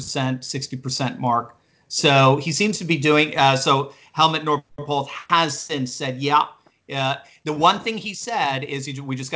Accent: Connecticut, United States; I'm from Connecticut, by the way. I'm a fellow New Englander as well.

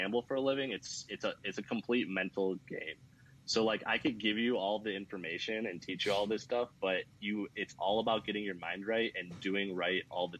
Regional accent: Chicago, Illinois, United States; now in Las Vegas, United States; I'm from Chicago

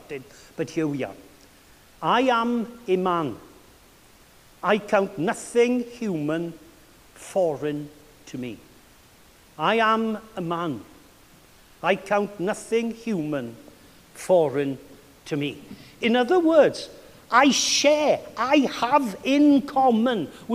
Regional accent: Wales, United Kingdom; now in Massachusetts, United States; It's like being a Welshman abroad

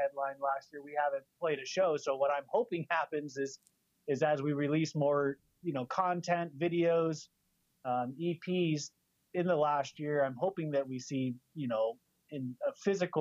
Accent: San Diego, California, United States; now in Spokane, United States; I am from Spokane, but when I was young, my dad moved to San Diego. So I went to elementary, middle school, high school down in San Diego

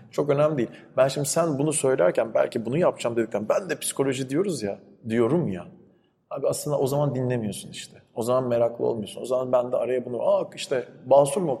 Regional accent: İzmir, Turkey; İzmir'de büyüdüm ben.

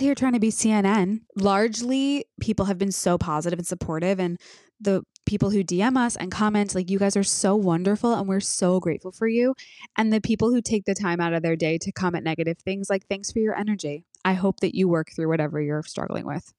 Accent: United States; we're American, too.

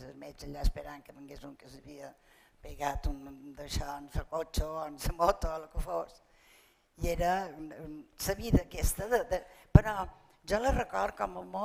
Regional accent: Palma, Balearic Islands, Spain; I vaig néixer a Palmes, a plaça de Sant Eulari, i, i res, vaig viure allà fins que me vaig casar, vaig viure allà fins els 23 anys

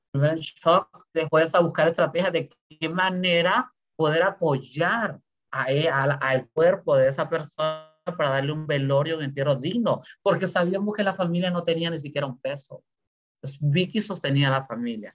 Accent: Honduras; moved away

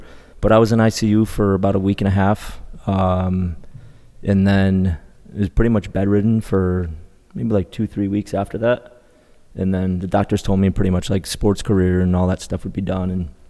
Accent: Colchester, Connecticut, United States; Colchester, Connecticut. Okay. So it's probably about 20 minutes east of Hartford.

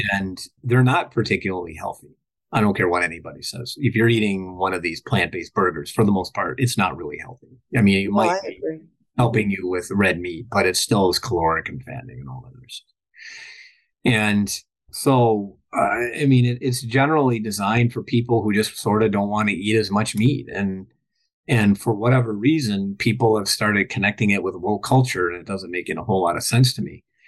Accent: Minnesota, United States; I'm from Minnesota

